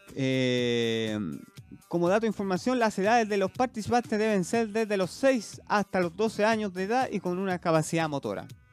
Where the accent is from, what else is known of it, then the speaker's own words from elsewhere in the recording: Chile; somos chilenos